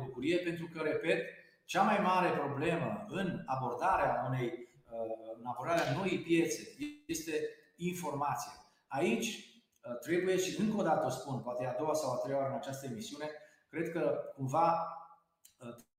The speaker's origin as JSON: {"language": "Romanian", "town": "Târgu Mureș", "region": "Mureș County", "country": "Romania", "said": "eu sunt din Târgu Mureș"}